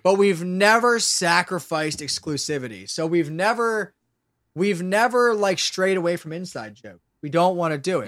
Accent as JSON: {"language": "English", "town": "Lancaster", "region": "Pennsylvania", "country": "United States", "said": "where I'm from"}